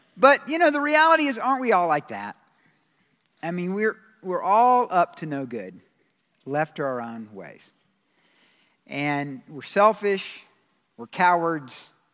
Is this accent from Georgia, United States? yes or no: yes; Georgia, United States; I'm from Georgia